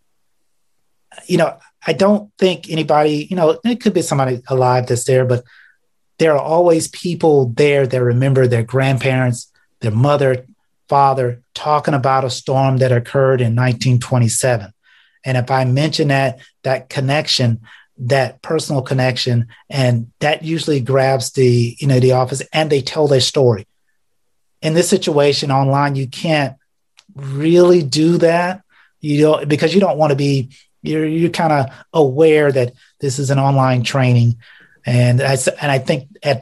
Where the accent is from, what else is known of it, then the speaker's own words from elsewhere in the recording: South Florida, United States; now in Ohio, United States; as a child growing up in South Florida